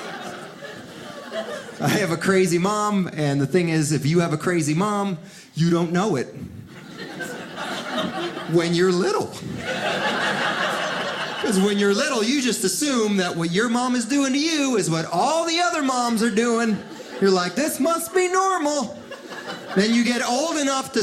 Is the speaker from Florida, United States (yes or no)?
yes; Miami, Florida, United States; English is a second language; also born or lived in Cuba / Philadelphia; now in Southern California, United States; I was born in Cuba, raised in Miami, so I'm a good swimmer